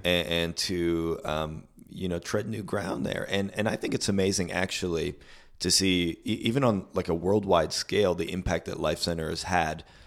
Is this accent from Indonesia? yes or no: no; Canada; when I grew up here in Canada